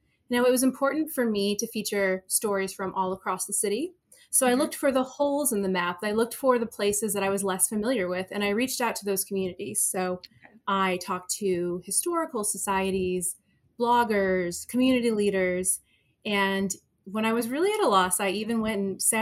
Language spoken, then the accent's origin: English; Cleveland, Ohio, United States; moved away as an adult; now in Chicago, United States; I grew up in Cleveland, but I've lived in Chicago for 12 years